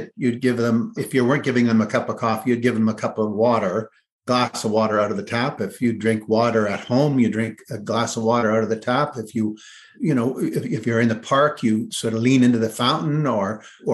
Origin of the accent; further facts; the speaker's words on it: Kleinburg, Ontario, Canada; town I grew up in Kleinburg, Ontario, which is just north of Toronto.